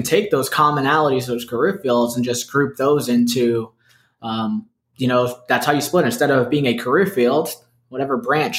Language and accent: English; Brooklyn, New York, United States; born there; My family, I was born in Brooklyn and we drive 95.